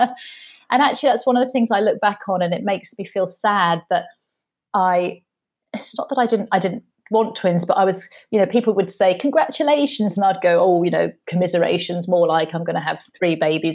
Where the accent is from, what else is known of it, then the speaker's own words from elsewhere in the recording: United Kingdom; being very British and polite